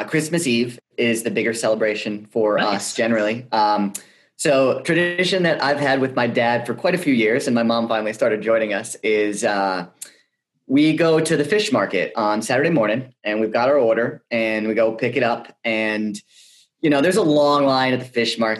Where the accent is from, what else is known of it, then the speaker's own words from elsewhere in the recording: Connecticut, United States; now in Arizona, United States; I grew up in Connecticut